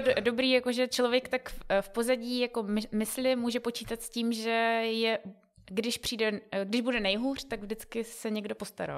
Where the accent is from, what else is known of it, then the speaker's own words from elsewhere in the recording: Czechia; my jako Češi